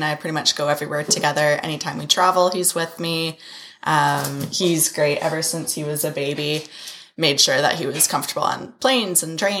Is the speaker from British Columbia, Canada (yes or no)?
yes; Abbotsford, British Columbia, Canada; In Abbotsford.